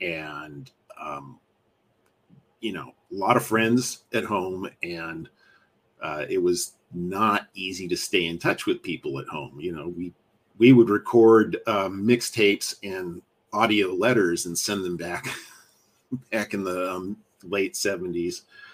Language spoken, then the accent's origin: English; San Jose, California, United States; also born or lived in New Jersey / Madrid, Spain; we moved back to California before I was 2 years old. And I grew up in San Jose, California, and Madrid, Spain. My family was there for 7 years, moved out there when I was in high school, and Catholic family.